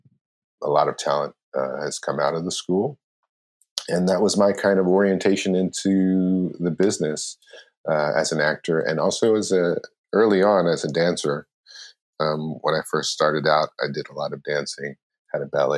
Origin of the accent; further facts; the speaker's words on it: Philadelphia, Pennsylvania, United States; also born or lived in New York; now in Los Angeles, United States; I grew up in Philly.